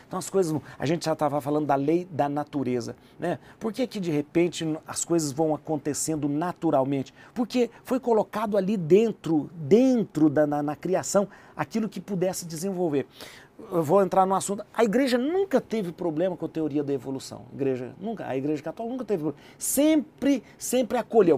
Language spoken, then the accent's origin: Portuguese; interior of Minas Gerais, Brazil; Eu sou de uma cidade do interior de Minas